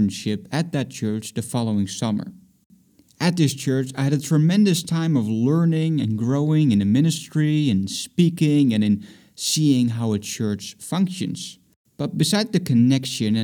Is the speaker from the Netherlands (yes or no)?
yes; Netherlands; moved away as an adult; also born or lived in Boston; I'm from the Netherlands